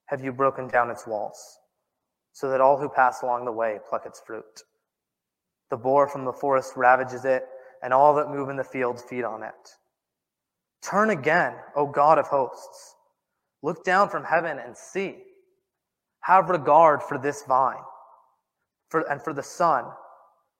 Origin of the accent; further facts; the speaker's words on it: Southern California, United States; now in Ohio, United States; I'm from Southern California. Everything there is cement.